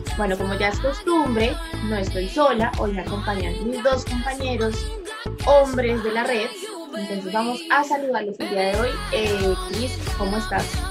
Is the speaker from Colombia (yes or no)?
yes; Colombia; no todos los colombianos somos así